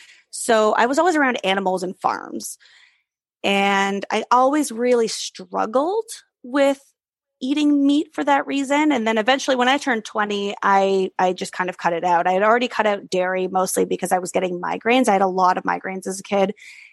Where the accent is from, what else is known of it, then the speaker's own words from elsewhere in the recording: Germany; I grew up in Europe, spent a lot of time as a kid in Europe. So my kind of food landscape was very vast and very close by. I grew up in Germany.